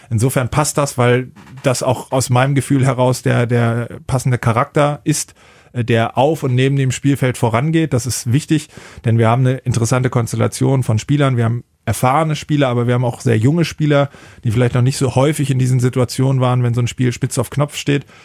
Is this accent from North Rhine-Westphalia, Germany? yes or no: no; Kiel, Schleswig-Holstein, Germany; Ja, ich komme aus Schleswig-Holstein-Kiel.